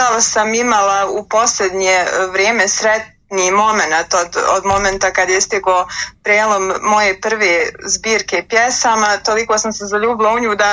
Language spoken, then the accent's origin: Croatian; Bosnia & Herzegovina